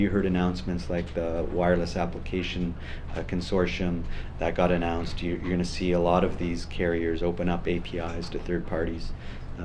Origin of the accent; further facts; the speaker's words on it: Vancouver, British Columbia, Canada; I'm from Vancouver